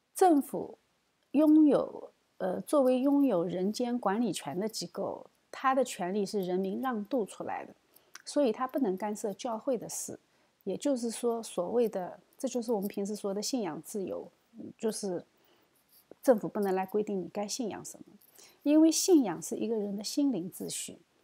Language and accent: Chinese; China; 我们中国人